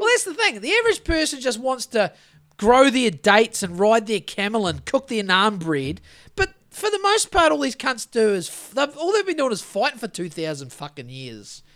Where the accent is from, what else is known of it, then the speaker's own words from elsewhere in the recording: New Zealand; Being a Kiwi